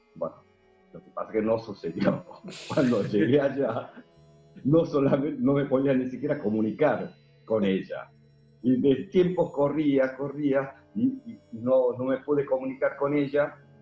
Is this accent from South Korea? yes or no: yes; South Korea; born or raised there; now in Argentina